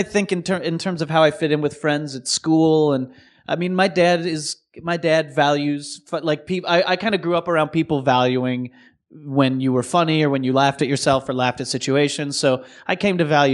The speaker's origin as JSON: {"language": "English", "town": "Memphis", "region": "Tennessee", "country": "United States", "moved": "yes", "said": "I'm from Memphis, Tennessee"}